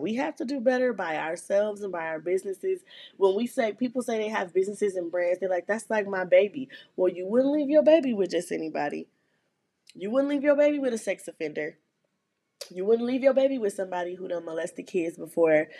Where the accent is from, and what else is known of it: Flint, Michigan, United States; born or raised there